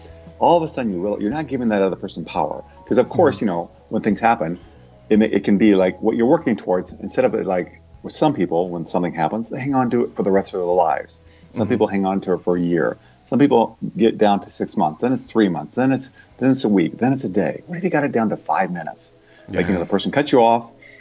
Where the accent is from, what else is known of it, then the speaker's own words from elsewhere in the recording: Iowa, United States; moved away; I grew up in Iowa, you know, typical Midwestern kind of guy